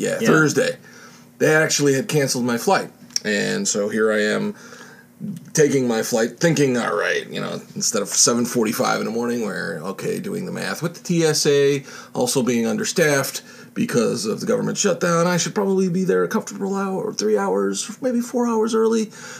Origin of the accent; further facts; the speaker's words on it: Chicago, Illinois, United States; I'm from Chicago.